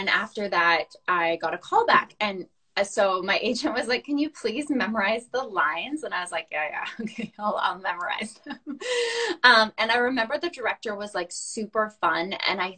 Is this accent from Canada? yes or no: yes; Saskatchewan, Canada; moved away as an adult; now in Vancouver, Canada; I'm originally from Saskatchewan